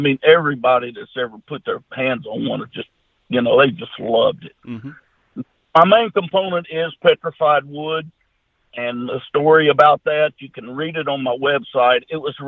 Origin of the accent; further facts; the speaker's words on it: Junction City, Arkansas, United States; I'm just a country boy. My hometown, Junction City, Arkansas, Louisiana. We got about 1,400 or 1,500 people here with one red light.